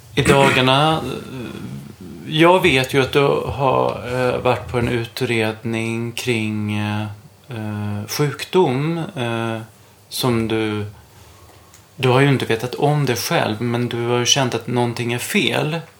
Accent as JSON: {"language": "Swedish", "region": "Småland", "country": "Sweden", "moved": "yes", "lives_now": "Stockholm, Sweden", "said": "jag är ju från Småland"}